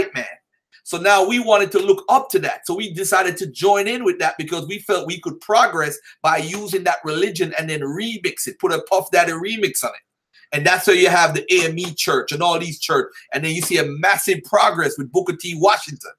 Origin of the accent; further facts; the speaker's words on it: Jamaica; I am from Jamaica